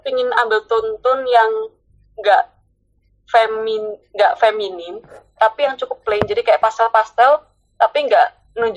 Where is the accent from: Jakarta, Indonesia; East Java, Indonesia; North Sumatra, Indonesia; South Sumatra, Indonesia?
East Java, Indonesia; Surabaya; accent: Surabaya dialect; jadi karena aku orang Surabaya dan aku selalu kebiasaan ngomong bahasa dialek Surabaya jadi bahasa Indonesia aku agak kacau menurut aku